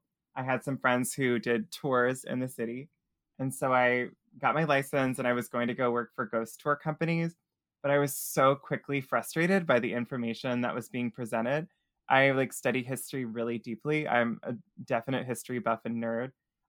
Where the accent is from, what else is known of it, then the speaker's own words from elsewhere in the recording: Tennessee, United States; now in New Orleans, United States; So I'm originally from Tennessee. I was born in a really rural corner of Tennessee that not a lot of people would recognize the name of. But we moved all over, and I was just trying to get it.